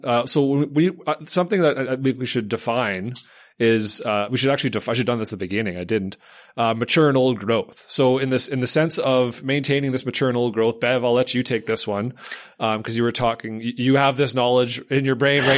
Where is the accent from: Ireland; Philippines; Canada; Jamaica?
Canada; I'm Canadian. I work in the boreal forest